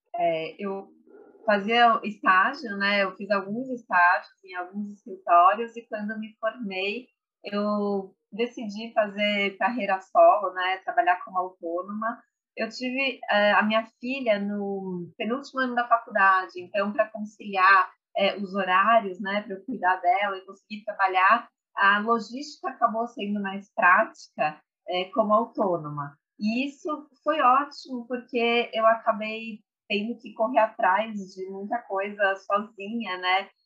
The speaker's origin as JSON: {"language": "Portuguese", "region": "São Paulo", "country": "Brazil", "tie": "born or raised there", "said": "sou nascida e criada em São Paulo"}